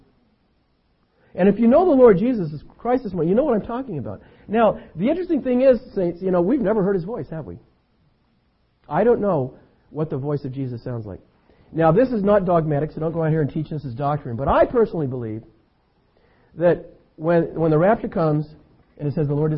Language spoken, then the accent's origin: English; Concord, California, United States; also born or lived in San Lorenzo; When I was a boy growing up in Concord, just over the hill here